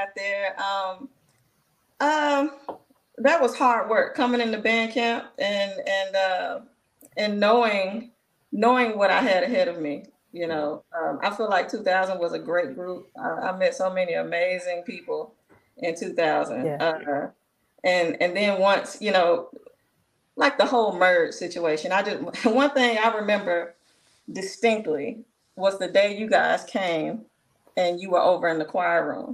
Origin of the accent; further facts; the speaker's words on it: Jackson, Mississippi, United States; I'm from Jackson, born and raised. Went to Callaway High School